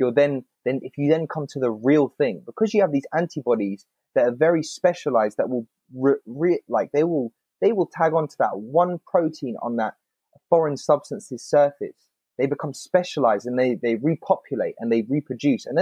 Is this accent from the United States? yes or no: no; England, United Kingdom; growing up in England